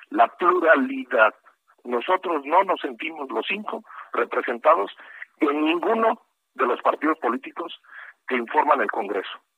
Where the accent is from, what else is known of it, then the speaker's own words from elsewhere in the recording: Mexico; la libre expresión que tengo, que tenemos como mexicanos